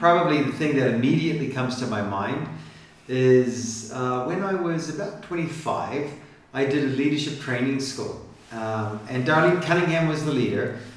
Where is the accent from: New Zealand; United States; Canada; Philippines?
New Zealand; I come from New Zealand, and so uh, my dad's American and a pastor